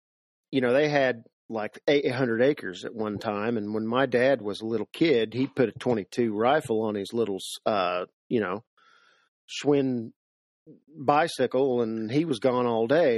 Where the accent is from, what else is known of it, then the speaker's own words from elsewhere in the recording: Seymour, Indiana, United States; Born and raised Seymour, Indiana